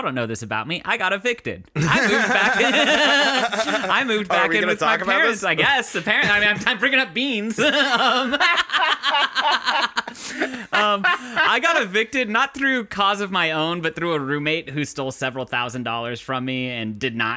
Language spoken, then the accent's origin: English; Mexico; moved away; I grew up in Mexico